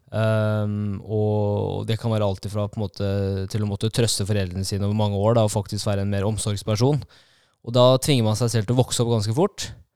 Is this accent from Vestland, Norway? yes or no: no; Kongsvinger, Innlandet, Norway; Jeg er født og oppvokst eh, på Kongsvinger